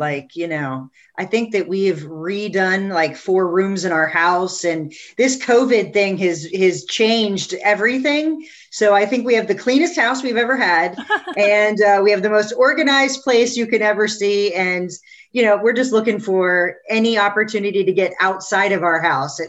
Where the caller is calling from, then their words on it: Columbus, Ohio, United States; So I'm calling from Columbus, Ohio